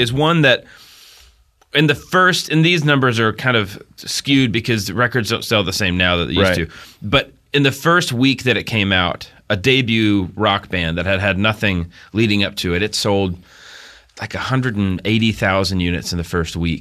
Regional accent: Little Rock, Arkansas, United States; We were all kids who grew up in Southern Baptist world. We grew up in Little Rock.

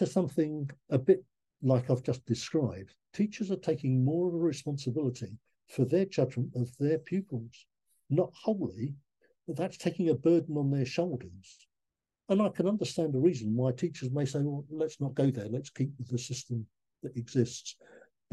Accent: Leigh-on-Sea, East of England, United Kingdom; I was born in Lee-on-Sea, just near Southend-on-Sea in Essex. I went to Lee North Street Primary School and Westcliff High School for boys.

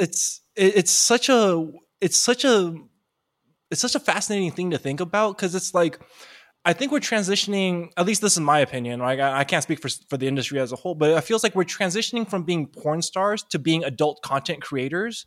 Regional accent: East Bay, Bay Area, California, United States; I grew up, even though I grew up in the Bay Area, I grew up in a, like, in the very deep East Bay part where there really wasn't a lot of Asians.

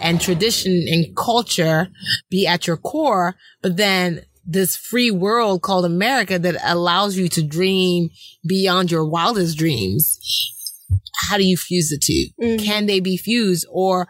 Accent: Nigeria; Being Nigerian has helped me so much be a better American and a better person in this industry.

